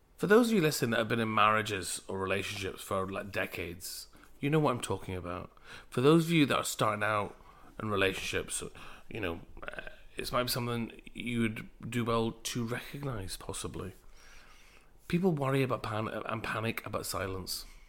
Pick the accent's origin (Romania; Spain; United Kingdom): United Kingdom; Glasgow, Scotland; I'm a Glaswegian of Punjabi heritage